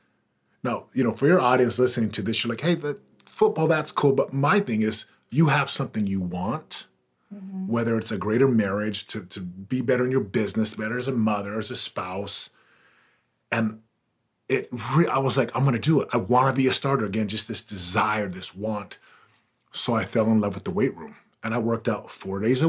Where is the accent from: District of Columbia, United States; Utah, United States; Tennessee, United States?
Utah, United States; also born or lived in Missouri; we went to Utah when I was about 4 years old. So I grew up in Utah